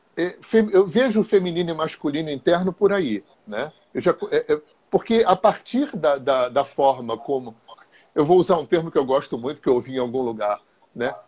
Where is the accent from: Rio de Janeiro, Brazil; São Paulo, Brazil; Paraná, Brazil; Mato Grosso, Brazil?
Rio de Janeiro, Brazil; moved away as an adult; also born or lived in Visconde de Mauá; Eu sou cria de Laranjeiras, né? Morava aí na General Glicério